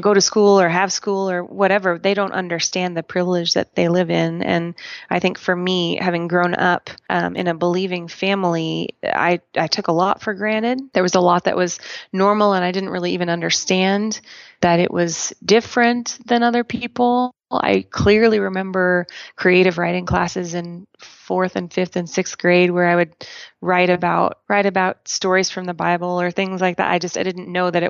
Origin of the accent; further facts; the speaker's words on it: Portland, Oregon, United States; now in Colorado, United States; I am an Oregonian, proud of it, born and raised in Portland, Oregon